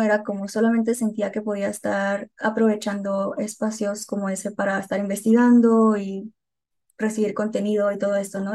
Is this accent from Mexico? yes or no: yes; Hermosillo, Sonora, Mexico; moved away as an adult; now in Guadalajara, Mexico; Yo soy de Sonora de Hermosillo eh, y se va a notar con mi acento en como dos segundos.